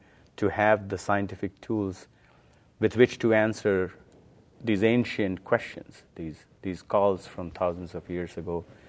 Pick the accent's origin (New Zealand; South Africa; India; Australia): India; Yeah, when I was a young kid growing up in India, my mother, she knows Sanskrit.